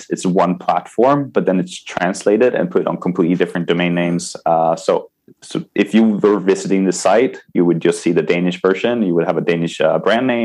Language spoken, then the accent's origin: English; Sweden; English is a second language; I am from Sweden. I live in Sweden currently, but I have moved around a lot.